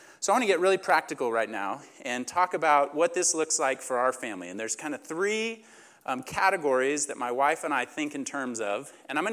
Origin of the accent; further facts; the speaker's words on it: Oklahoma, United States; moved away as an adult; also born or lived in Huntington Beach, California; I come from, I grew up in Oklahoma. That's where I went to school.